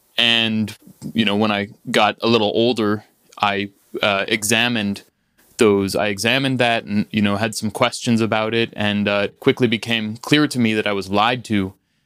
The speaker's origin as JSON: {"language": "English", "country": "United States", "said": "as an American Jew"}